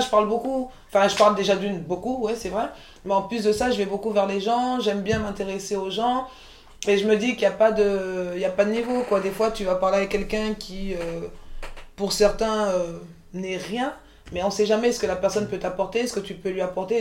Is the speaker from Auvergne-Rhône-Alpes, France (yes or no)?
no; Montreuil, Île-de-France, France; also born or lived in Côte d'Ivoire; j'ai grandi à Montreuil quand tu grandis à Montreuil